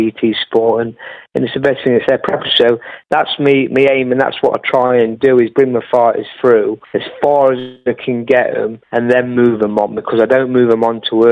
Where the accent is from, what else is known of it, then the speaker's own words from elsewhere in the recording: Newark, East Midlands, United Kingdom; my hometown of Newark